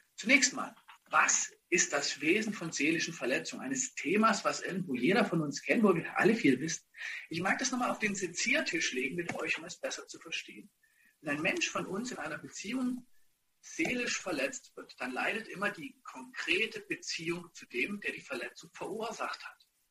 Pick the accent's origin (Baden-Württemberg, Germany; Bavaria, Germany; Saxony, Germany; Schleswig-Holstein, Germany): Saxony, Germany; Ottendorf-Okrilla; moved away; also born or lived in Dresden; ich bin in Ottendorf vor Grilla groß geworden